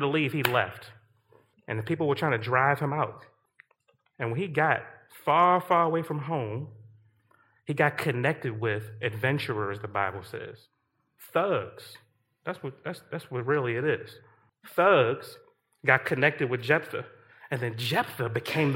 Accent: Baltimore, Maryland, United States; moved away; The mighty warriors that I grew up around, I'm from Baltimore, Maryland

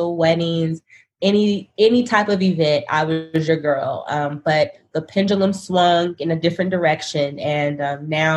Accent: Sacramento, California, United States; moved away as an adult; now in Dallas, United States; I'm from Sacramento and born and raised there

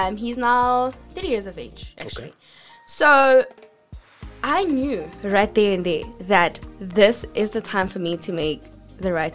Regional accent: Pretoria, Gauteng, South Africa; So, I come from a township. I come from Atteridgeville and Mamelodi

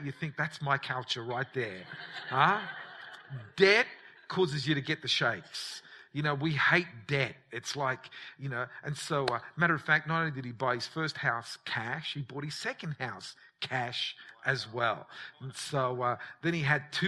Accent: Australia; growing up in Australia

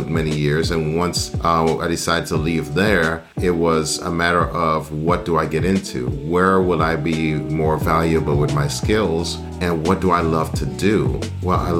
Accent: D.C. area, Maryland, United States; moved away as an adult; also born or lived in Guyana / South Carolina / Delaware; now in Tampa, United States; I was born in Guyana in South America. That's when I came to the United States when I was 10 years old, to the Maryland, D.C. area. It was a very hustle bustle, you know, but that was where I spent most of my elementary school, middle school, high school

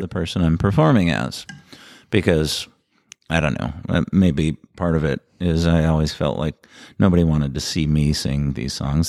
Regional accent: North St. Paul, Minnesota, United States; I grew up in North Saint Paul

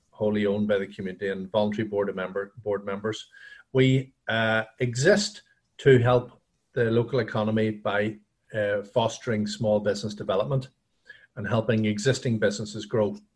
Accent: Dungannon, Northern Ireland, United Kingdom; also born or lived in Belfast; Yeah, you could say Dungannon is my hometown. Um, yeah. I I uh, I've lived in every county in Northern Ireland.

